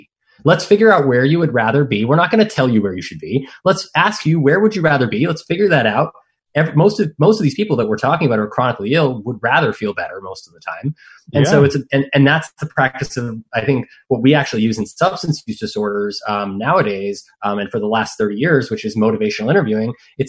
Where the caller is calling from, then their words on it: Monterey, California, United States; I'm calling you from Monterey, California.